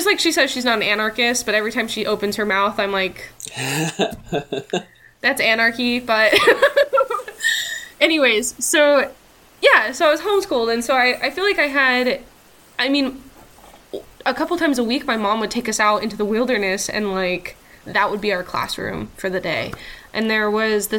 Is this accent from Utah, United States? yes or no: yes; southern Utah, United States; also born or lived in Salt Lake City; now in Eastern Washington, United States; I grew up in a very rural place.